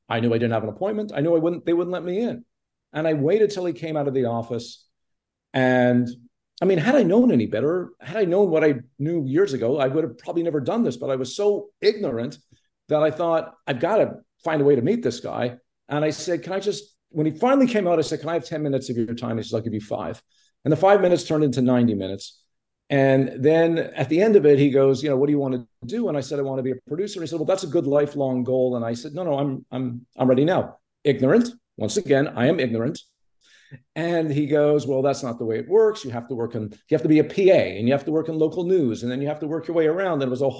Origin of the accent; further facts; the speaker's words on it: Montreal, Quebec, Canada; I grew up in Montreal, you know, there was no connection in the entertainment business. My mother was a housewife. My dad was a manufacturer.